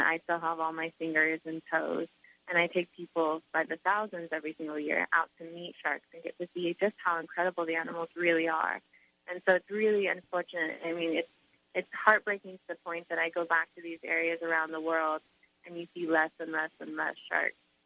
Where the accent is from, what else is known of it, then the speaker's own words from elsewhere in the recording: Hawaii, United States; I live in Hawaii. I'm from Hawaii. I live in Haleiwa on the north shore of Oahu